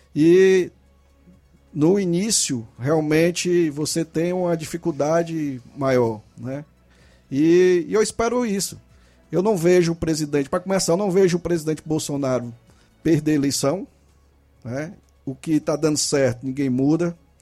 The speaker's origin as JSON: {"language": "Portuguese", "town": "Nova Russas", "region": "Ceará", "country": "Brazil", "tie": "born or raised there", "said": "eu sou daqui de Nova Russa, nascido e criado"}